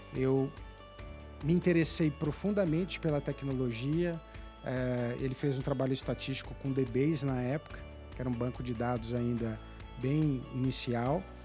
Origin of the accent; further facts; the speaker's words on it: Brazil; sendo brasileiro